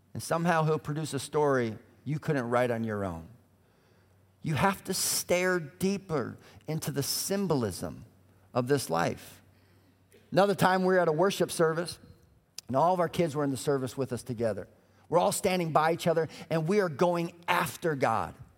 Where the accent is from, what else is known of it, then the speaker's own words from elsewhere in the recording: Colorado, United States; also born or lived in Minneapolis; now in Indianapolis, United States; I grew up in Colorado